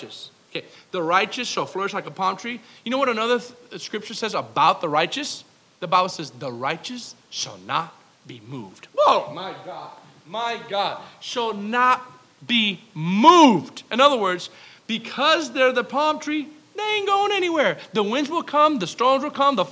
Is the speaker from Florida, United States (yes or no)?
yes; South Florida, United States; I'm from South Florida